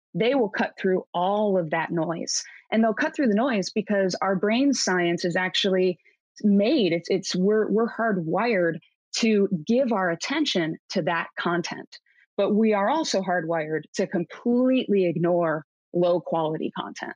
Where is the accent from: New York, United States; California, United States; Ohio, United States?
Ohio, United States; Cleveland; moved away as an adult; now in Seattle, United States; I grew up in Cleveland, graduated Cleveland State University